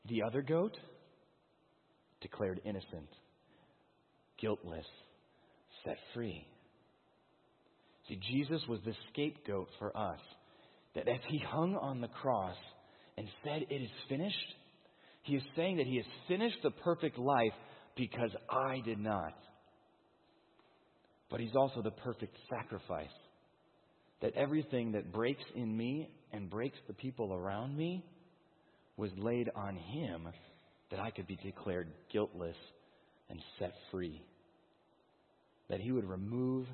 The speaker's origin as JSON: {"language": "English", "town": "Chicago", "region": "Illinois", "country": "United States", "said": "I'm from the Chicagoland"}